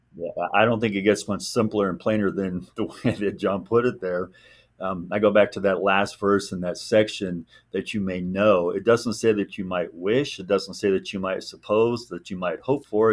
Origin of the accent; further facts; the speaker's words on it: Southern California, United States; also born or lived in Neodesha, Kansas; birthright is Kansas, but I was raised in California